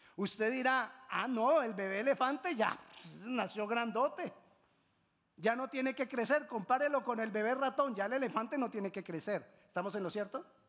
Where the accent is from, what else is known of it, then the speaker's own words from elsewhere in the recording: Colombia; En Colombia decimos